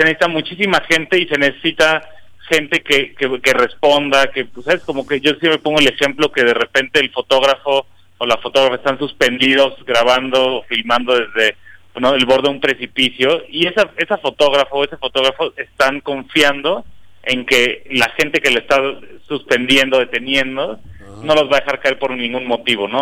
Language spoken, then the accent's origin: Spanish; Cuernavaca, Morelos, Mexico; yo nací y crecí en Cuernavaca